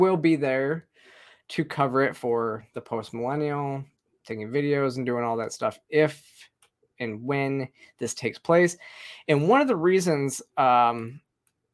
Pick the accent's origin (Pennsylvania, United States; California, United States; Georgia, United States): Georgia, United States; my home state of Georgia